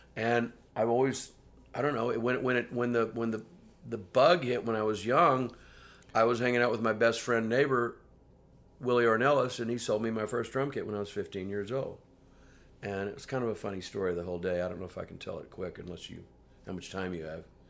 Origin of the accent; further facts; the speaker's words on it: Houston, Texas, United States; moved away as an adult; also born or lived in New York / London; growing up in Houston, the three years before I left Houston